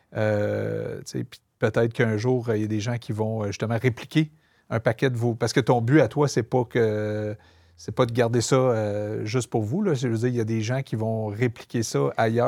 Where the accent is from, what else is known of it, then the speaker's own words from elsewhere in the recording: Montreal, Quebec, Canada; je viens de Montréal-Nord, je viens famille très modeste